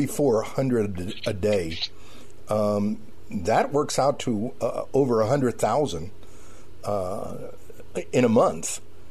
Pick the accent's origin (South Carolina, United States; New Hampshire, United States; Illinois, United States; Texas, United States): Texas, United States; Laredo; now in San Antonio, United States; my hometown